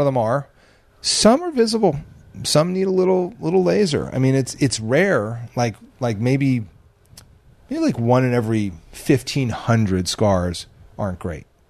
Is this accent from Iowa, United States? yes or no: no; New Jersey, United States; moved away; growing up in Jersey